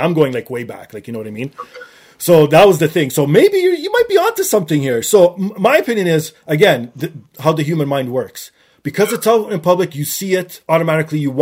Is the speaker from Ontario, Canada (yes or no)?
yes; Toronto, Ontario, Canada; my hometown of Toronto